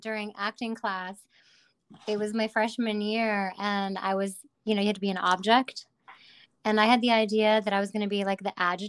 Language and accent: English; Hartford, Connecticut, United States; I'm from the Hartford, Connecticut area.